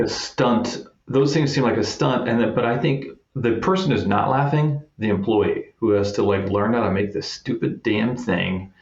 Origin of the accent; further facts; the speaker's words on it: Kansas City, United States; I'm from Kansas City